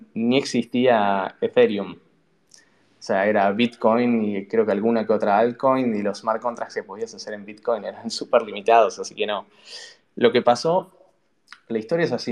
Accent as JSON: {"language": "Spanish", "region": "Buenos Aires", "country": "Argentina", "tie": "born or raised there", "also_born_or_lived": "San Francisco", "moved": "as an adult", "said": "yo nací en Buenos Aires, en Capital, eh, hice primaria, secundaria, ahí"}